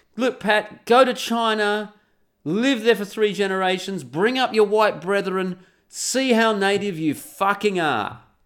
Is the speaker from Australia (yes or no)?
yes; Australia; I'm an Aussie